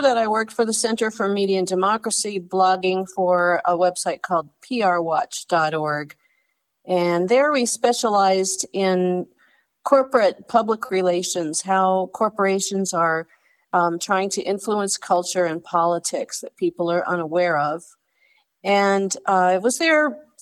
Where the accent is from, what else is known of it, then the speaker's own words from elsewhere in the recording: West Hollywood, California, United States; moved away as an adult; I grew up in Southern California, in the Los Angeles area, specifically West Hollywood, California